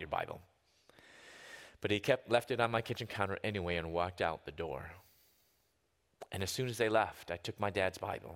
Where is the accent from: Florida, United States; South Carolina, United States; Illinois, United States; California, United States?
Illinois, United States; Chicago area; moved away as an adult; also born or lived in Louisville, Kentucky; I'm from the Chicago area in the southwest suburbs